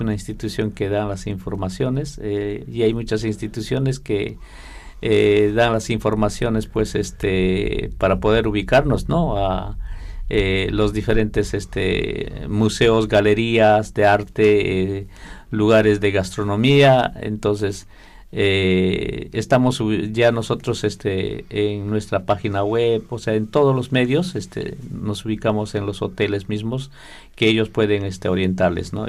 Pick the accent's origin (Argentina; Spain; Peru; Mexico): Peru; desde Perú eh, los textiles de, de mi cultura